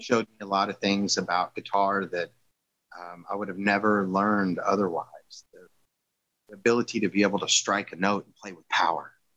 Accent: Southern Louisiana, United States; moved away; I'm from Southern Louisiana originally

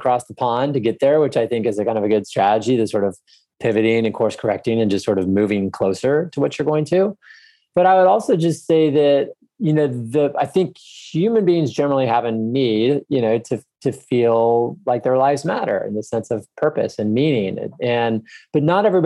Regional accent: Texas, United States; I grew up in Texas, I love Texas

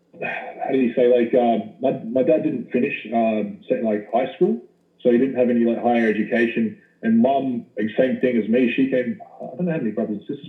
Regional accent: Wollongong, New South Wales, Australia; moved away as an adult; now in Glasgow, United Kingdom; I was born and raised in Australia. So born in Wollongong, which is a city 2 hours south of Sydney, by the beach

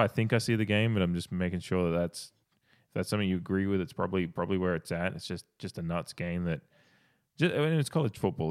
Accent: Australia; Well, I'm Australian

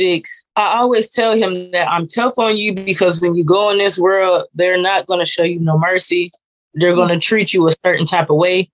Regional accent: Jacksonville, Florida, United States; also born or lived in Decatur, Illinois; I was born in Decatur, Illinois, and I grew up in Jacksonville, Florida

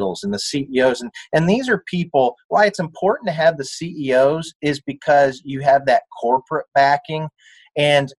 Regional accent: Peoria, Illinois, United States; born or raised there

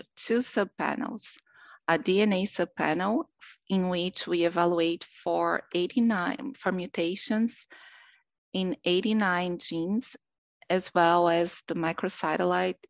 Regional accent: Brazil; moved away as an adult; now in Rochester, United States; I'm originally from Brazil, where I did my medical school and my anatomic pathology residency

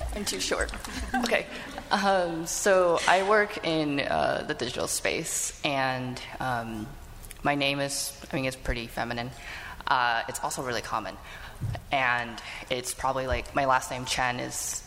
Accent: United States; I'm actually born in the US

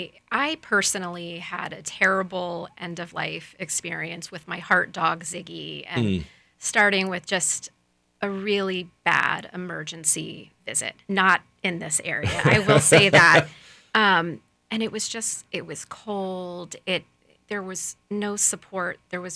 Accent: Lakeland, Florida, United States; Born and raised in Lakeland, Florida

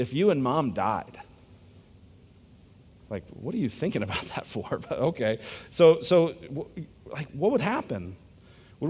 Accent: United States; I'm American

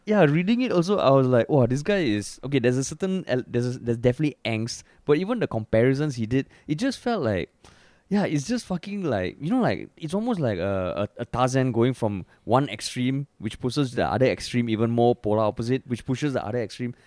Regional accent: Singapore; we grew up in Singapore.

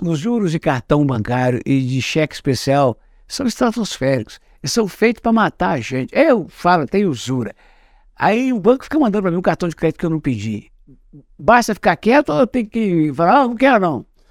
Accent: Minas Gerais, Brazil; eu como sou mineiro e sou de outra geração

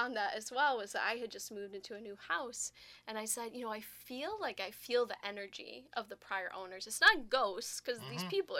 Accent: outside of Milwaukee, Wisconsin, United States; we grew up together outside of Milwaukee.

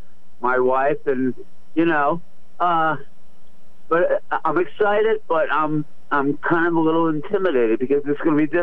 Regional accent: Philadelphia, Pennsylvania, United States; moved away as an adult; now in California, United States; I grew up in South Philly.

